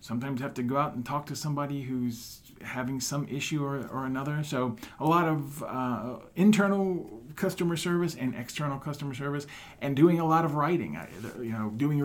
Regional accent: Houma, Louisiana, United States; moved away as an adult; also born or lived in Wisconsin; now in West Des Moines, United States; I was born and raised in South Louisiana, about 45 minutes southwest of New Orleans in a town called Houma.

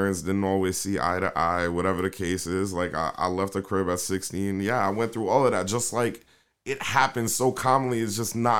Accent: New York City, New York, United States; accent: New York; also born or lived in Kingston, Jamaica; I'm from South Bronx, Soundview

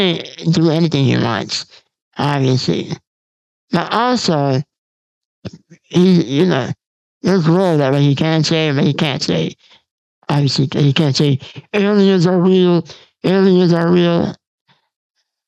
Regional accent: United States; I'm from the United States

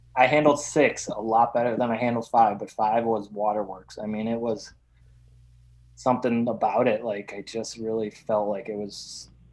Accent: Wisconsin, United States; now in Illinois, United States; I grew up in Wisconsin

